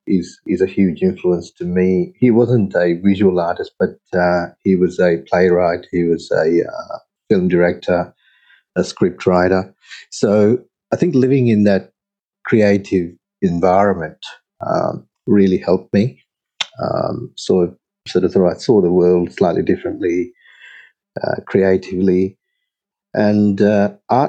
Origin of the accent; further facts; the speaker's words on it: Sydney, New South Wales, Australia; also born or lived in Sri Lanka; I grew up in Sydney